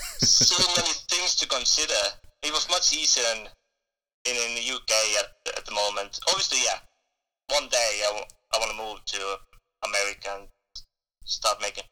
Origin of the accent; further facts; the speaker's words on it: Estonia; now in United Kingdom; Then I joined the local drama group in Estonia. That's where I'm from. I'm from Estonia.